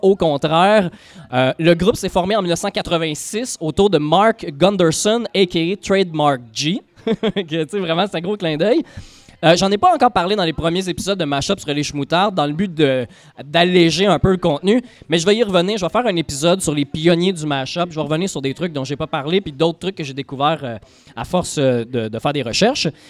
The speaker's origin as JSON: {"language": "French", "town": "L'Assomption", "region": "Quebec", "country": "Canada", "tie": "born or raised there", "also_born_or_lived": "Saint-Gérard-Majella", "said": "à l'Assomption, ma ville natale"}